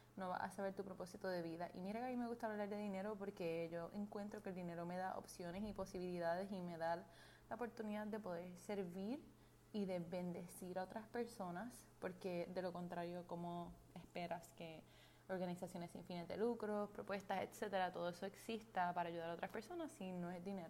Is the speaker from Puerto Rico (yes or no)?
yes; Puerto Rico; soy puertorriqueña